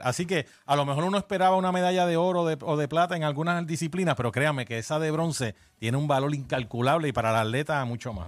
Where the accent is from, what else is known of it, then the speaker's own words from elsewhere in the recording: Puerto Rico; cuando yo me crié en Muñoz Rivera, allá en la calle Pentagrama con mi abuela, en los 70 y los 80